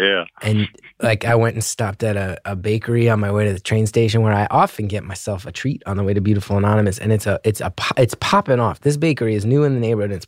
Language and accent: English; United States; being an American